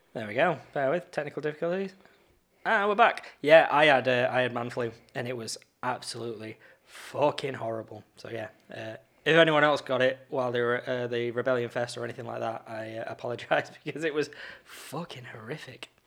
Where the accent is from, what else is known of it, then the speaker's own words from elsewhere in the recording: Blackpool, North West England, United Kingdom; I'm in Blackpool, like, I'm in my hometown